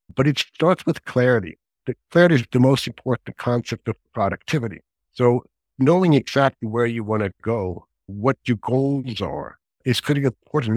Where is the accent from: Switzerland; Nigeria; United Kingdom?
Switzerland; moved away as an adult; now in Bay Area, United States; I grew up in Switzerland